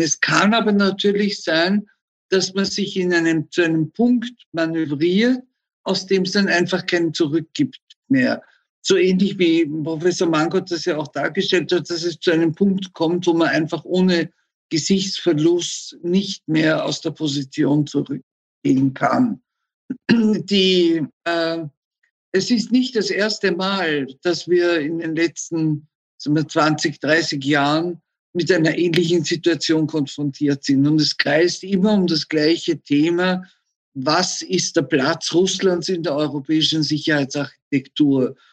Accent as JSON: {"language": "German", "country": "Austria", "said": "wir selbst als Österreicher"}